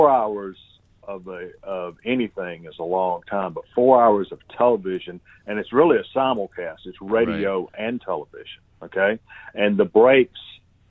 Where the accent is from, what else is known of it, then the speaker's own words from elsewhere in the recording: Union Point, Georgia, United States; I grew up in a little town called Union Point in Georgia, about 1,500 people